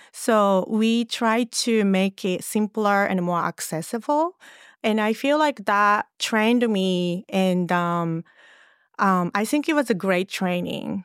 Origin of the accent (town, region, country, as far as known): Japan; English is a second language; moved away as an adult; also born or lived in Los Angeles